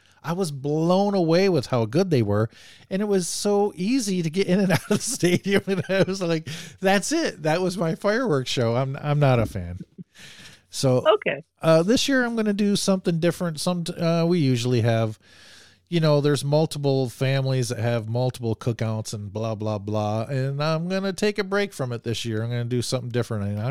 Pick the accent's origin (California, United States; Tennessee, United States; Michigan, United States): Michigan, United States; Bay City; I grew up in Bay City, Michigan